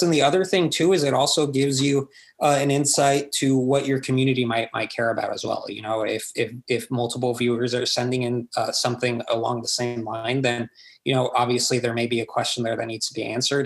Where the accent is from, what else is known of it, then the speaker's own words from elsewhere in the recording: Corpus Christi, Texas, United States; now in San Antonio, United States; my hometown is Corpus Christi